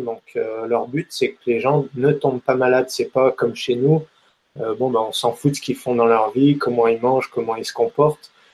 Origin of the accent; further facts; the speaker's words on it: France; on est français